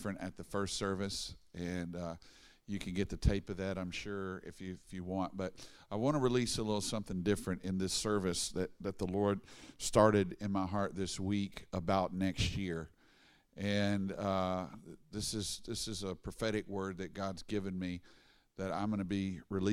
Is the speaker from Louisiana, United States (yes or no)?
yes; Baton Rouge, Louisiana, United States; I'm from Baton Rouge